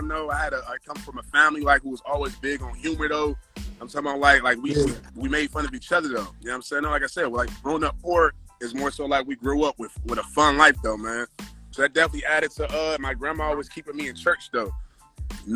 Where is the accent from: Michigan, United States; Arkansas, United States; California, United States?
Michigan, United States; Detroit; I'm from Detroit, the East Side, like East Warren, and Lenox area